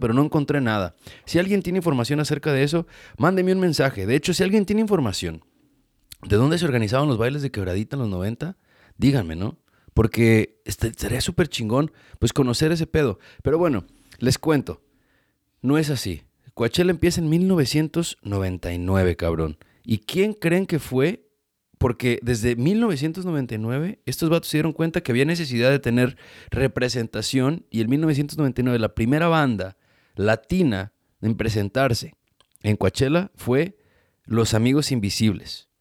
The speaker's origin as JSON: {"language": "Spanish", "country": "Mexico", "tie": "born or raised there", "said": "uno creciendo en México"}